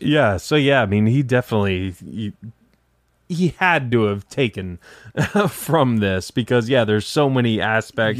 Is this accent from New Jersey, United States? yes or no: no; Detroit, Michigan, United States; now in Tampa, United States; I'm from Detroit originally